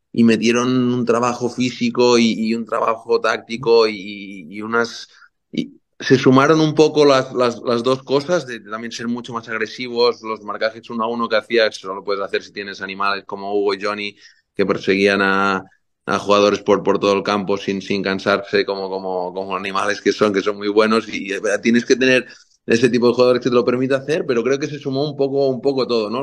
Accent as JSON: {"language": "Spanish", "town": "Banyoles", "region": "Catalonia", "country": "Spain", "tie": "born or raised there", "moved": "as an adult", "lives_now": "United States", "said": "yo de niño siempre de niño ahí creciendo en Bañolas, en mi pueblo"}